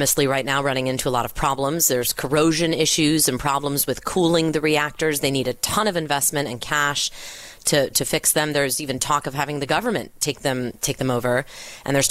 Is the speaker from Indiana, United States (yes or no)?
no; Southern California, United States; I'm from Southern California